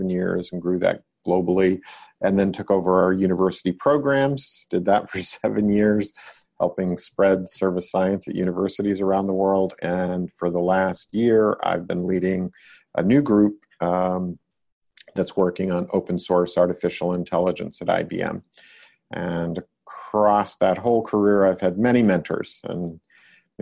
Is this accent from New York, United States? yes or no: no; Maine, United States; moved away as an adult; also born or lived in Massachusetts / Connecticut / Rome, Italy; now in Silicon Valley, United States; I grew up in Maine and went to MIT to study physics and computer science